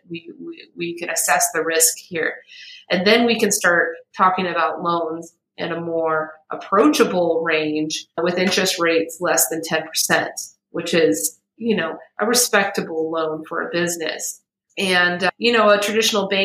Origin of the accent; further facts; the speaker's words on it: United States; I'm American, you know, I'm a privileged American.